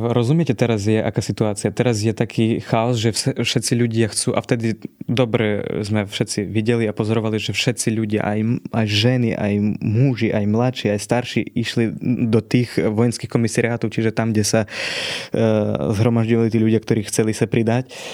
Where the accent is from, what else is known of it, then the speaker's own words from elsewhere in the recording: central Ukraine, Ukraine; Slovak is a second language; moved away as an adult; now in Slovakia; Pochádzam, e, dalo by sa povedať, že z takej strednej Ukrajiny, z centrálnej sa tomu hovorí na Ukrajine